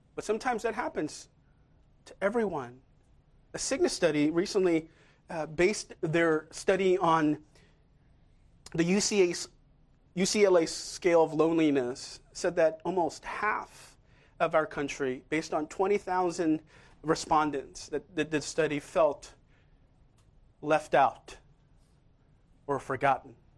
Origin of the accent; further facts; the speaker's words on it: Seoul, South Korea; moved away; I'm from Seoul myself. I was born there.